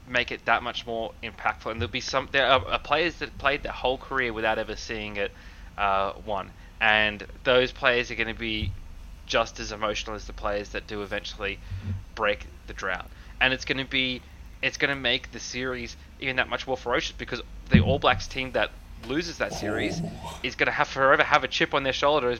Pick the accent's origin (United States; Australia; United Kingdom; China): Australia; as an Australian